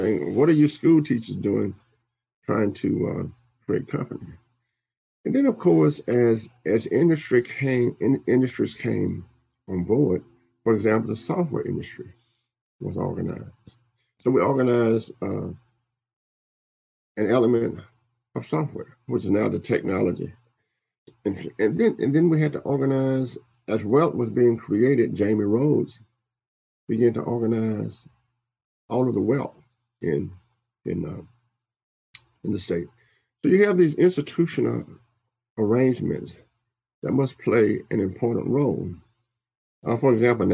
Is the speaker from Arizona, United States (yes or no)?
no; Louisiana, United States; I'm from Louisiana